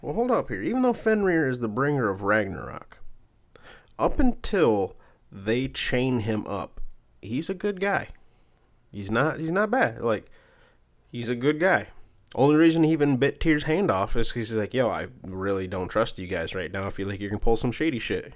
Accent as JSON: {"language": "English", "region": "Michigan", "country": "United States", "said": "I'm from Michigan"}